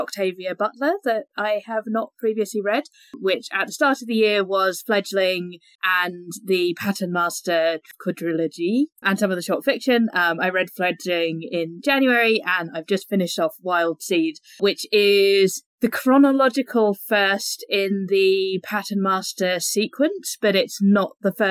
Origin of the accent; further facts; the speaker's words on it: England, United Kingdom; accent: English; as you can tell from my accent, I'm English